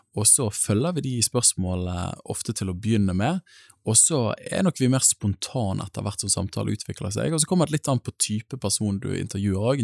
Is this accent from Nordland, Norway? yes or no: no; Bergen, Vestland, Norway; accent: Bergen; bor i Bergen, som språket røper. Jeg kommer fra Åsane bydel